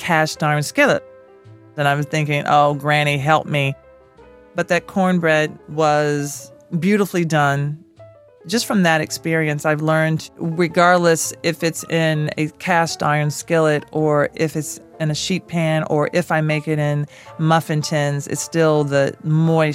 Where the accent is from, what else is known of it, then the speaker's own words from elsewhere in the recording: Nashville, Tennessee, United States; I grew up in Nashville, Tennessee